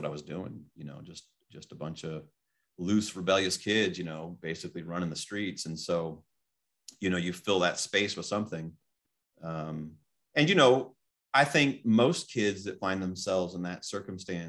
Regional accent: Fresno, California, United States; also born or lived in Placerville, El Dorado County, California; I was raised in Fresno

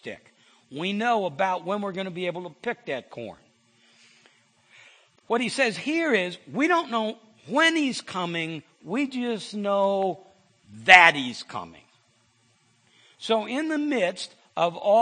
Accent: Iowa, United States; I'm from Iowa

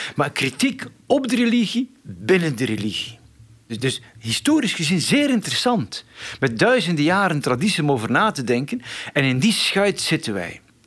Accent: Flanders, Belgium; ik kom uit Vlaanderen

